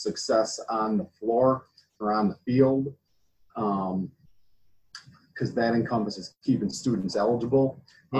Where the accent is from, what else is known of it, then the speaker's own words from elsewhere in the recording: Buffalo, New York, United States; moved away as an adult; also born or lived in Boston / Brooklyn; I'm from upstate New York, in the Buffalo area.